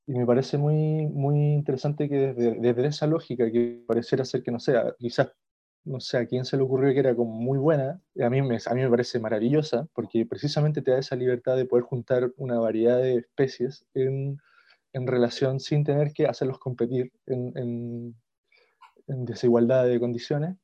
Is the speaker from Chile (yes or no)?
yes; Chile; como chilenos, incluso yo, por ejemplo, no sé, como con ascendencia mapuche